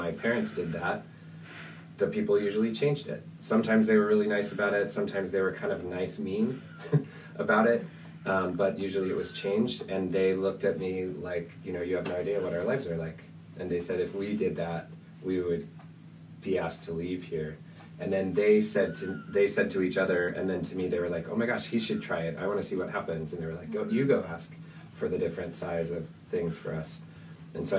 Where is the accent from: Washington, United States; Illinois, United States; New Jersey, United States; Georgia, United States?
Washington, United States; Spokane; I grew up in Spokane, Washington, a small city surrounded by farming and wheat and apples and ranches